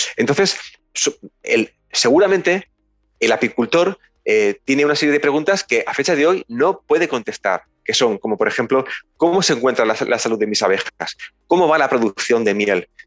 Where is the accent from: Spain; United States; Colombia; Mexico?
Spain; Ayora, Valencian Community; somos originalmente de Ayora